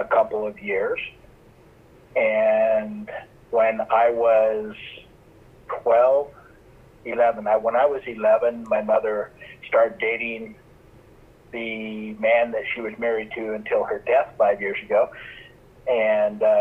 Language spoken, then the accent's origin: English; Utah, United States; also born or lived in California; I was born in California, grew up mostly in Utah.